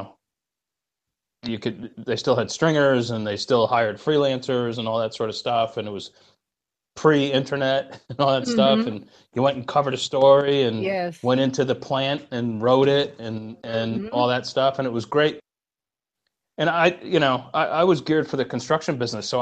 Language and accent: English; Albany, New York, United States; also born or lived in Florence, Italy; Albany, New York, really, because it's the capital where I come from